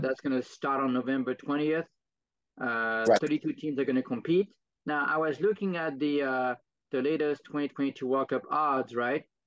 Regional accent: France; moved away; I'm from France

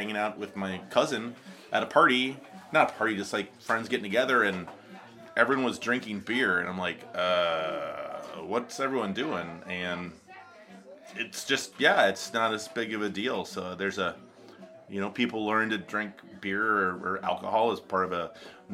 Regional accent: Golden Valley, Minnesota, United States; That's where I was born, and then I grew up in Golden Valley, so kind of always been in the suburbs, but close to the city here

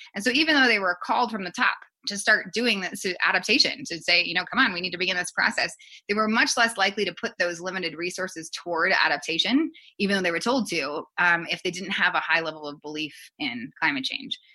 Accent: Colorado Springs, Colorado, United States; I grew up actually in Colorado Springs

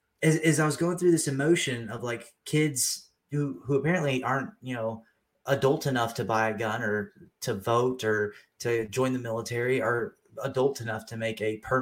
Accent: Texas, United States; also born or lived in California; now in Georgia, United States; Yeah, I grew up in Texas, California, and then the Army brought me to Georgia.

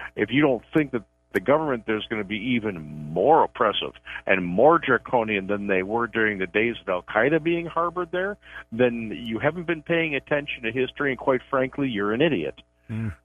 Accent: DuPage County, Illinois, United States; I grew up in DuPage County

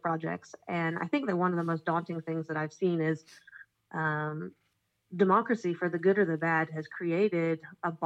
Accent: Israel; I'm from Israel

